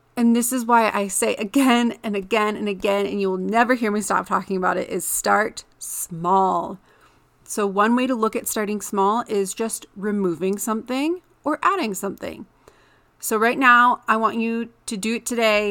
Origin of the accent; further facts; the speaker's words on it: Michigan, United States; moved away as an adult; now in Colorado, United States; in the Midwest where I grew up in Michigan